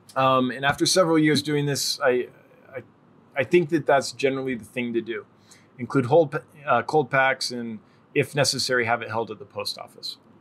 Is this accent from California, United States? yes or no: yes; California, United States; I'm from California